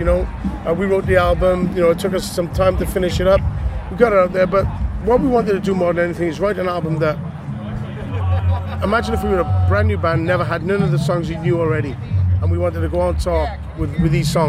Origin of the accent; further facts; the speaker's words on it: New Jersey, United States; We're really from Jersey, you know, but this is the voice that we use.